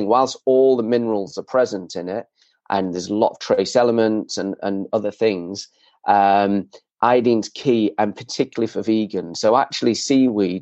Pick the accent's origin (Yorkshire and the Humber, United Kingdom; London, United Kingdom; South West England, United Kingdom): Yorkshire and the Humber, United Kingdom; Leeds; I grew up in Leeds, miles from the sea